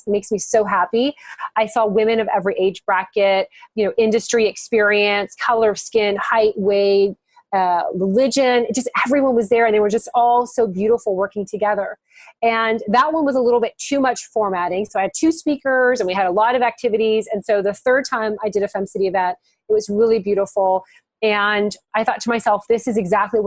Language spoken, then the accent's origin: English; Miami, Florida, United States; moved away as an adult; also born or lived in North Carolina; we moved from North Carolina back to Miami, my hometown